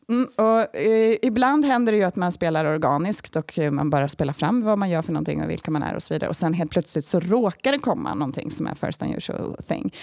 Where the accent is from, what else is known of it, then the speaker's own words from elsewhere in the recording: Sweden; jag är svensk